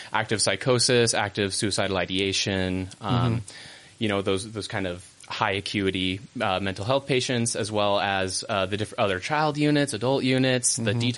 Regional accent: San Diego, California, United States; moved away; I'm from San Diego originally

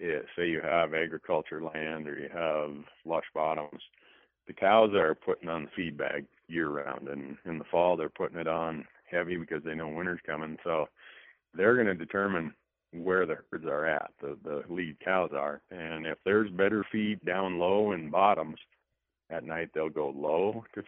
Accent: Midwest, United States; moved away; I grew up in the Midwest

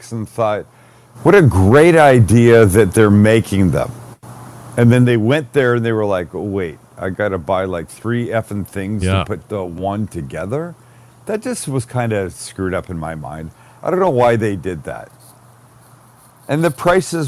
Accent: Canada; I'm Canadian

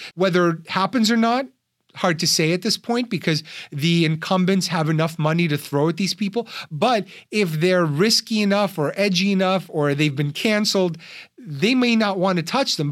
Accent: New York, United States; I'm from New York

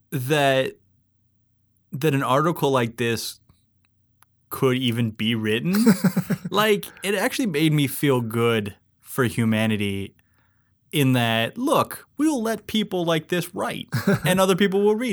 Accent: Alaska, United States; I grew up in Alaska.

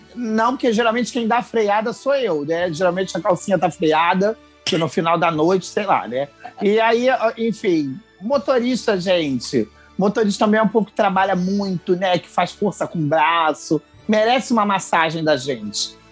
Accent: Rio de Janeiro, Brazil; eu sou do Rio

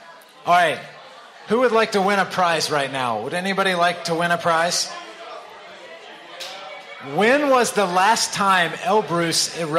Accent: North Carolina, United States; It's the state flag of North Carolina. This is my home state flag.

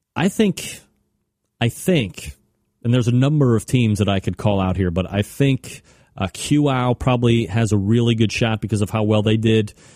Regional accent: Ohio, United States; I'm from Ohio.

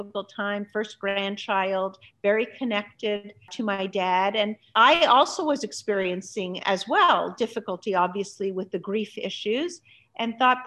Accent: Montreal, Quebec, Canada; also born or lived in Budapest, Hungary; I grew up in Canada. I grew up in Montreal, Canada.

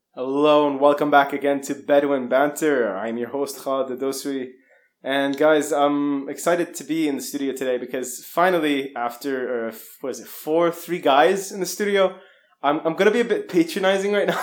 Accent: Saudi Arabia; growing up in Saudi

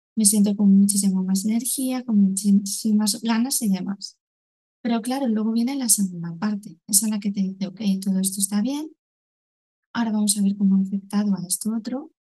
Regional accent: Valencian Community, Spain; soy de en Valencia

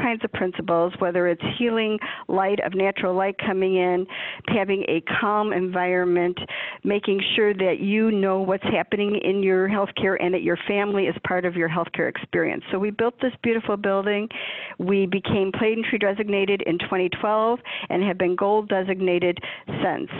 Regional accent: Chicago, Illinois, United States; I am from the Chicagoland area my entire life, never lived anywhere else

